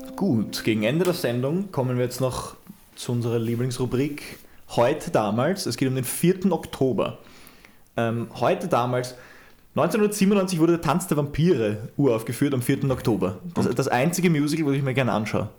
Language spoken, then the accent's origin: German; Austria; bei uns in Österreich